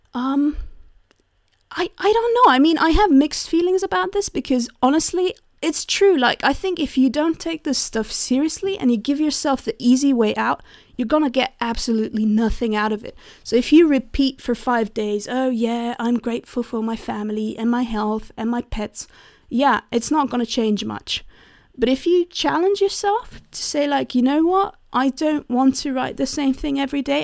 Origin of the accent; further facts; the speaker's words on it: Switzerland; I'm from Switzerland